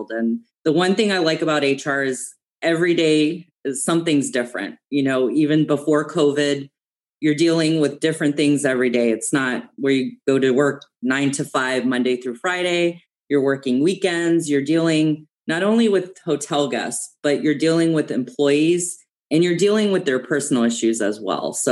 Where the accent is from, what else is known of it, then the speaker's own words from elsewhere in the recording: Germany; I grew up in Germany, actually. My dad was in the US Army. He actually met my mom and they got married. And then, of course, I was born in Germany. I was there for 20 years.